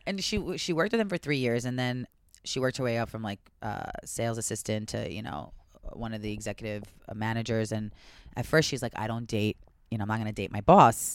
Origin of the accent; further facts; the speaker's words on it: Long Island, New York, United States; the girls I grew up because on Long Island